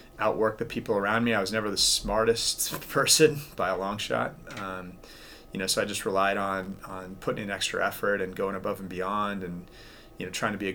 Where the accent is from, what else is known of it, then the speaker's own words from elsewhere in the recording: Tacoma, Washington, United States; Growing up in Tacoma and being a Mariners fan